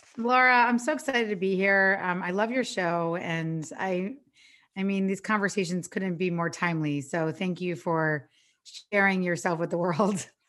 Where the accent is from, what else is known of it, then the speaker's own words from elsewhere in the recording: New York, United States; now in Los Angeles, United States; I'm from New York, but I live in L